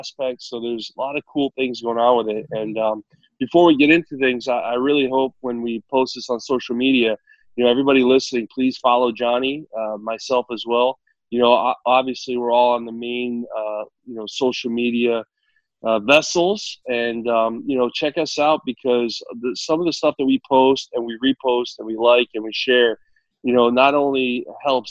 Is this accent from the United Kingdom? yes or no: no; New Jersey, United States; I grew up in New Jersey